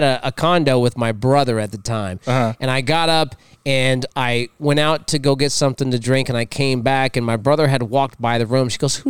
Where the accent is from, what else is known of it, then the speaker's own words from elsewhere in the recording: Los Angeles, California, United States; I'm from L.A.